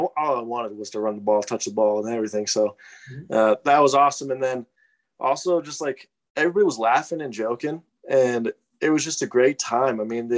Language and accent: English; Erie, Colorado, United States; I'm from Erie, Colorado